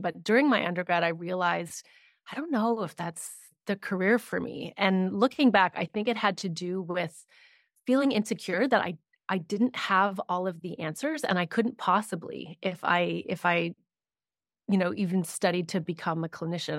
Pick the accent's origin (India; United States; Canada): Canada; I am based in Canada, I'm Canadian